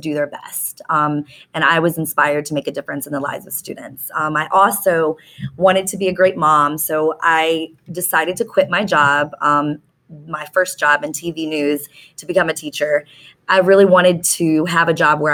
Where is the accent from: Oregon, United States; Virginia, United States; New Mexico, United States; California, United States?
Virginia, United States; Reston; I grew up in Northern Virginia in Reston, about 40 minutes away. So I'm a local